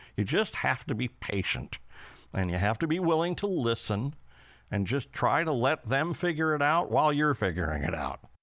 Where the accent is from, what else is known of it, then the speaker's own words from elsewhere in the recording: England, United Kingdom; as we English call it